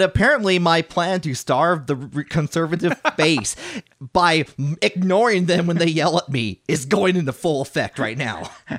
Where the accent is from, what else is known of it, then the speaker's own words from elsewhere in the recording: Tennessee, United States; I know. It's like, and first of all, I'm from Tennessee. I don't like apparently I sound Yankee.